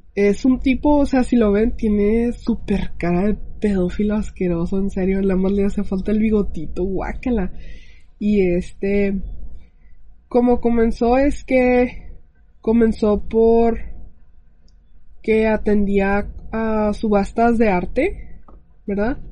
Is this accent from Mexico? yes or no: yes; Mexico